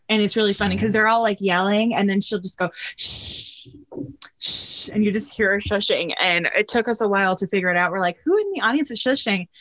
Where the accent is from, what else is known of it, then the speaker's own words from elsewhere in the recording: Northeast, United States; I grew up in the Northeast